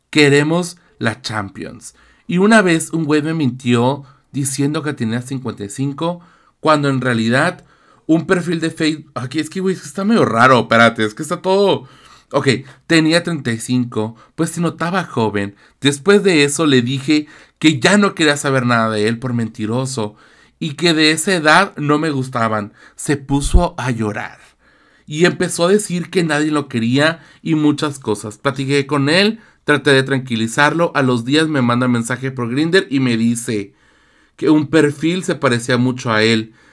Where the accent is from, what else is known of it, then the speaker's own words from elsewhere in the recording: Tijuana, Baja California, Mexico; Somos de Tijuana. Tijuana, nena. Tijuana.